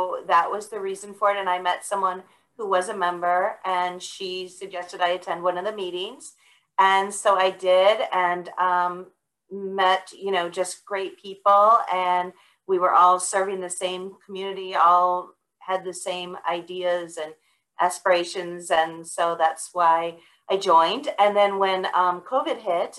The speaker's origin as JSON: {"language": "English", "town": "Buffalo", "region": "New York", "country": "United States", "tie": "born or raised there", "moved": "yes", "lives_now": "Georgia, United States", "said": "I grew up in Buffalo, but my parents were not from Buffalo"}